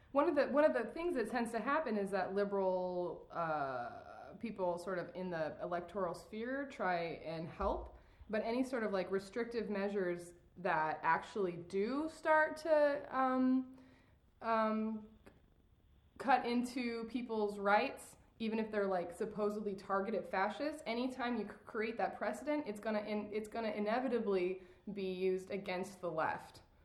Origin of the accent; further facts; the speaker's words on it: Oregon, United States; now in Tennessee, United States; I'm from Oregon